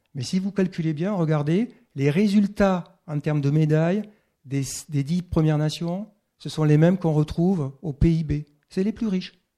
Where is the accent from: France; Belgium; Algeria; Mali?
France; Castelsarrasin, Occitania; moved away; also born or lived in Toulouse; je suis occitan, c'est vrai, je suis né à Castel-Sarrazin. Après, j'ai quitté l'Occitanie